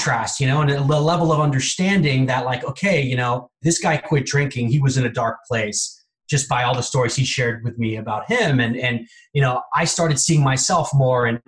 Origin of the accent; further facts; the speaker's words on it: Bay Area, California, United States; I grew up in the Bay Area